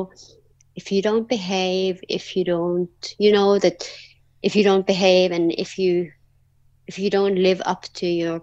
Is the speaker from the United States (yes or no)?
no; Norway; also born or lived in South Korea; I came to Norway when I was 5 months old. I was adopted from Korea.